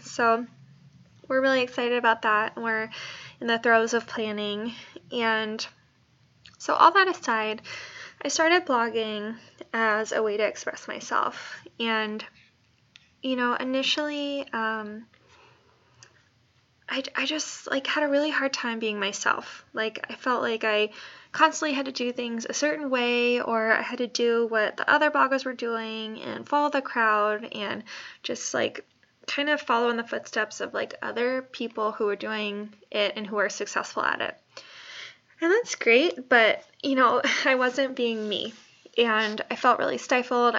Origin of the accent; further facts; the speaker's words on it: Bay Area, California, United States; also born or lived in New Jersey; I am originally from the Bay Area